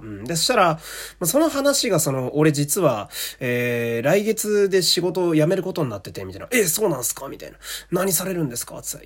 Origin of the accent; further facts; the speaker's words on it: Fukui, Japan; 私の地元の福井県はですね